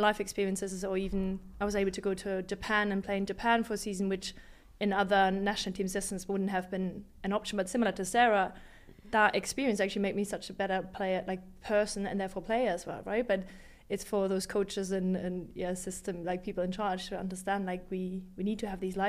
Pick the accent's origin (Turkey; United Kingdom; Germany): Germany; Hamburg; I was from Hamburg